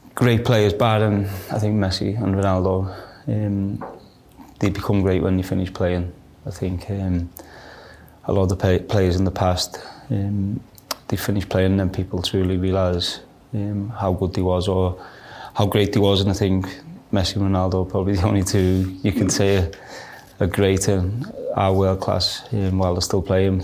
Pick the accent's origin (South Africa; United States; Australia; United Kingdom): United Kingdom; Liverpool, North West England; growing up in Liverpool, being an Everton fan